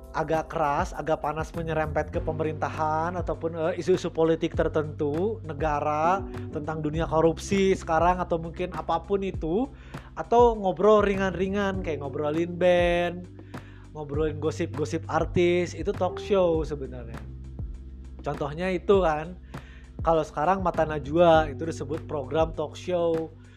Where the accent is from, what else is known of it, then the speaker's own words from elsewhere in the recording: Bandung, West Java, Indonesia; saya dari mana dari Bandung